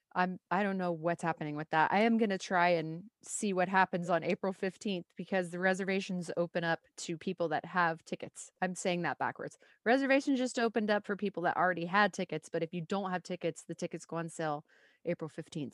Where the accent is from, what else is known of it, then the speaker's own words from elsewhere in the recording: Puente Hills area, California, United States; the Twin Pines Mall is in my hometown.